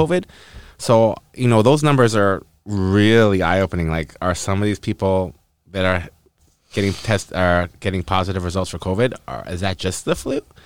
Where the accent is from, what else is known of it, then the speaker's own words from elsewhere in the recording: North Vancouver, British Columbia, Canada; I'm from North Van, actually